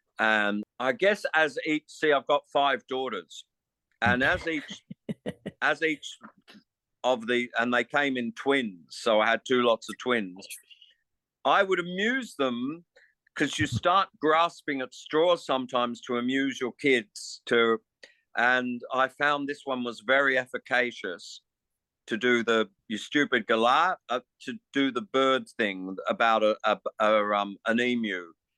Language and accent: English; England, United Kingdom; note that I'm an Englishman